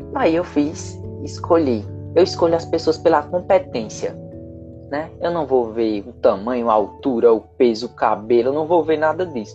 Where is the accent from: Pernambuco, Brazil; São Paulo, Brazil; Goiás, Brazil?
Pernambuco, Brazil; Caruaru; eu moro em Caruaru